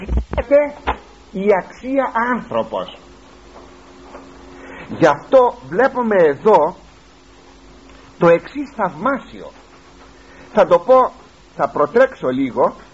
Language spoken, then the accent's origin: Greek; Greece; είμαι Έλληνας αυτή τη στιγμή και μάλιστα Έλληνας χριστιανός